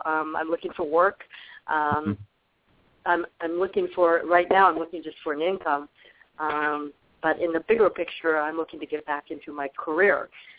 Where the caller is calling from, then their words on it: Arizona, United States; in Arizona.